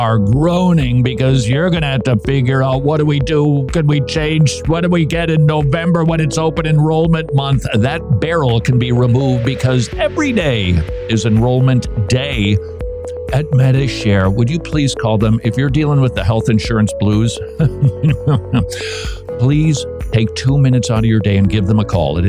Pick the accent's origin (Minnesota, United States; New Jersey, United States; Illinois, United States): Minnesota, United States; Minneapolis; I grew up in the Twin Cities of Minneapolis, St. Paul